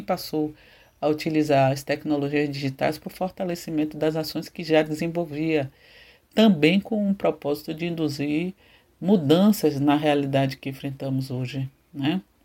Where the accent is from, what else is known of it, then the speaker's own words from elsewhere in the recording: Salvador, Bahia, Brazil; Eu nasci em Pernambués, bairro localizado na região do Cabula, né, antigo quilombo de Salvador